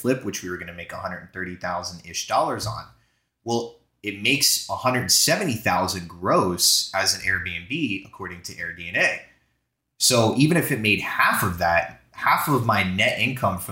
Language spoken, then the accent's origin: English; Florida, United States; moved away; also born or lived in New Jersey; I'm from Florida originally.